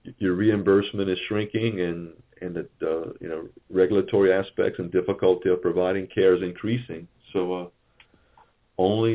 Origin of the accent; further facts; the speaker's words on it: Thibodaux, Louisiana, United States; I'm from the Thibodaux area, and, Thibodaux is not exactly a metropolis